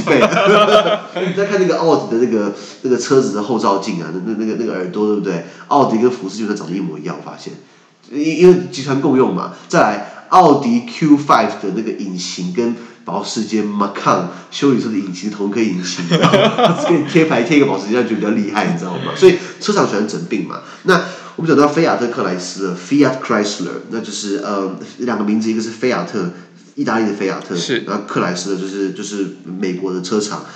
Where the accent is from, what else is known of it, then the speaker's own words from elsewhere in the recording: Taiwan; 我们台湾人